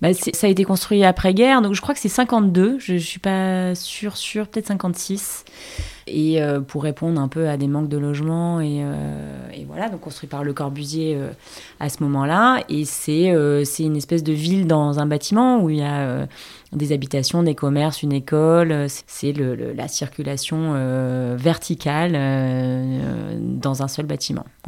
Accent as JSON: {"language": "French", "town": "Marseille", "region": "Provence-Alpes-Côte d'Azur", "country": "France", "tie": "born or raised there", "also_born_or_lived": "Paris", "moved": "as an adult", "said": "j'ai grandi euh, dans le 8"}